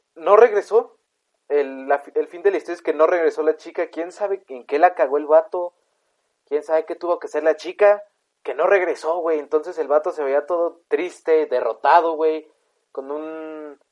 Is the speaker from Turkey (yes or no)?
no; Mexico